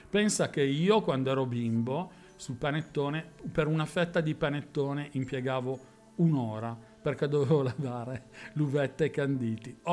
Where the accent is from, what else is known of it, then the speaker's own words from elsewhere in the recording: Milan, Lombardy, Italy; quando una settimana fa ho sentito così da milanese, no? Perché poi eh, ovviamente il panettone nasce qua all'ombra della Madunina